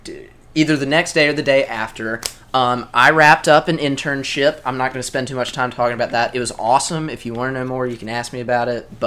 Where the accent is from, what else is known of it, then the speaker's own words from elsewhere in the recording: Brookhaven, Mississippi, United States; I went back to my hometown of Brookhaven, Mississippi, and I'd mostly been chilling there.